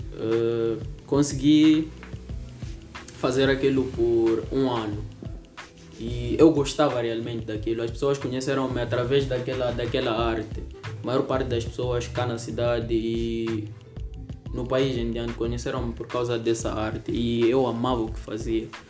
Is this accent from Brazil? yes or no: no; Lichinga, Niassa, Mozambique; sou natural do Niassa, constantemente em Lixinga